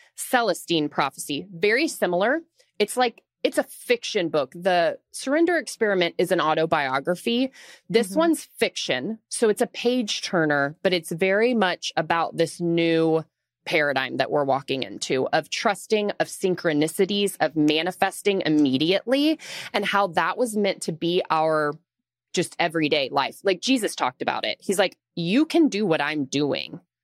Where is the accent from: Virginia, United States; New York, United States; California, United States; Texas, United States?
Texas, United States; Austin; now in Dallas, United States; I'm from Austin originally, so we've been here in Dallas for like 6 years.